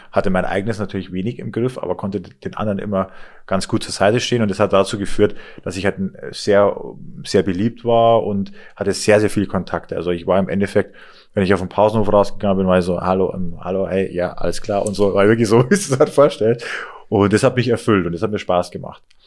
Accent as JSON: {"language": "German", "area": "Inn Valley, Rosenheim district", "region": "Bavaria", "country": "Germany", "tie": "born or raised there", "also_born_or_lived": "Chiemsee", "said": "Aufgewachsen bin ich im Inntal, also das ist praktisch auch im, im Landkreis Rosenheim"}